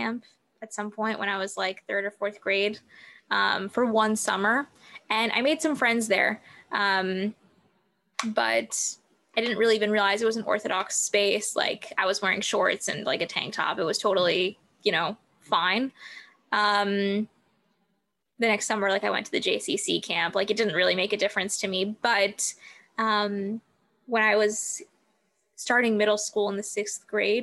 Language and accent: English; Southern California, United States; I was born and raised in Southern California